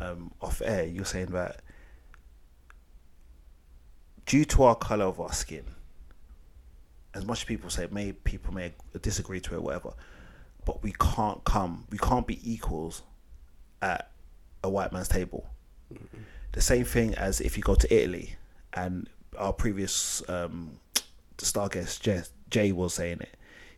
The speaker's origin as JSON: {"language": "English", "country": "United Kingdom", "tie": "born or raised there", "said": "My parents wasn't born in Africa. I was born here."}